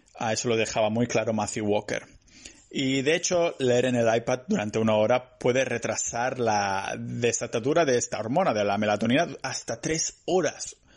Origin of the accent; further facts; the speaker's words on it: Spain; soy español